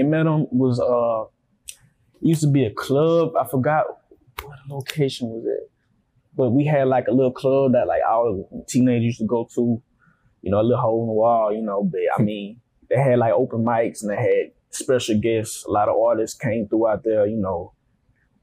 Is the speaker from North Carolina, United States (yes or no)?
no; Grand Bay, Alabama, United States; moved away as an adult; also born or lived in Mobile, Alabama; now in Atlanta, United States; I was born in Grand Bay, but I moved to Mobile, like, about 10 years ago.